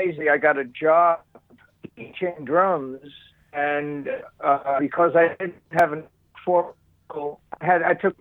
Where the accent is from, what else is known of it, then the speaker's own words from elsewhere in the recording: Bayonne, New Jersey, United States; I'm from Bayonne